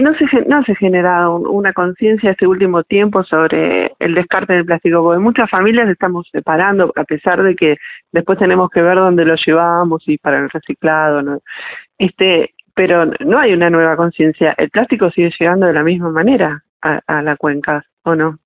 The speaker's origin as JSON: {"language": "Spanish", "country": "Argentina", "said": "somos geniales los argentinos"}